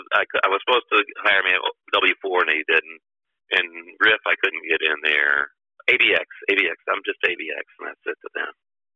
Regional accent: Miami, Florida, United States; I told him I was from Miami.

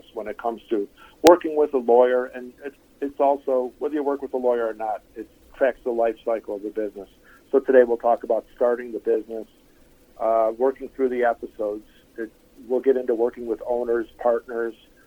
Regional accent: Chicago, Illinois, United States; moved away as an adult; also born or lived in Idaho; now in Asheville, United States; I'm actually from Chicago, born and raised, 47 years

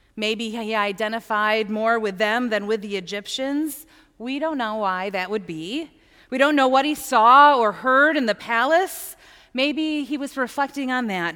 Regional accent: United States; being American

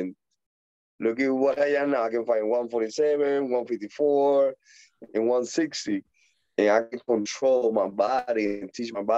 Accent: Puerto Rico; accent: Puerto Rican; English is a second language; moved away; also born or lived in Dominican Republic / Pennsylvania; my accent, you know, the way that I talk more like Puerto Rico, because I'm born and grow over there in Puerto Rico.

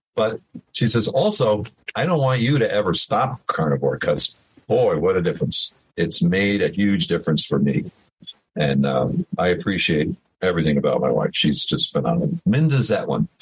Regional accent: Middletown, New York, United States; also born or lived in Woodstock, New York; I grew up in Middletown, New York, which is about 40 minutes from where the Woodstock um, uh, festival happened

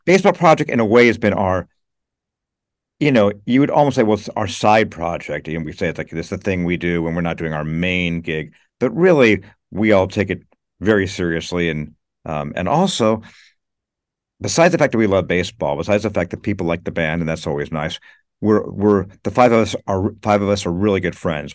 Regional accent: Los Angeles, California, United States; moved away as an adult; now in New York, United States; I was born and raised in L A.

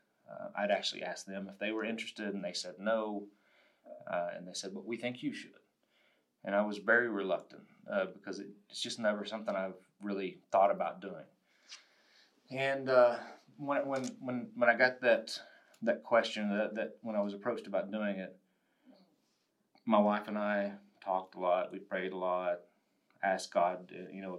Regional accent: Spearman, Texas, United States; also born or lived in Randall County, Texas; I was born and raised in the Panhandle from Spearman originally. I grew up there

